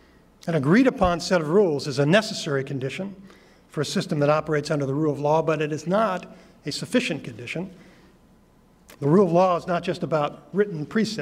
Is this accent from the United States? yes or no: yes; Maryland, United States; in my home state of Maryland, there was a U.S. attorney who served for 19 years